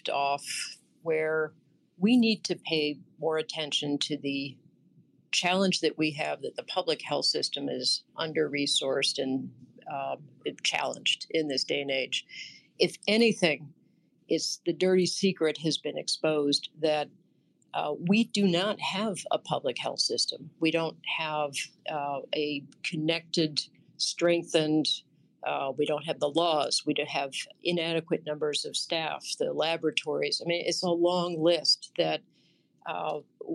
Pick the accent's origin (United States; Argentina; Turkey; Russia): United States; New Jersey; My home state of New Jersey